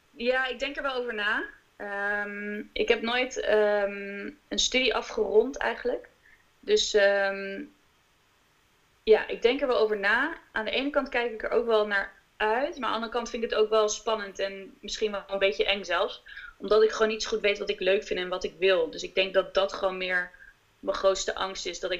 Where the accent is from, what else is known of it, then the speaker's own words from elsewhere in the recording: Amsterdam, North Holland, Netherlands; now in The Hague, Netherlands; We komen uit Amsterdam.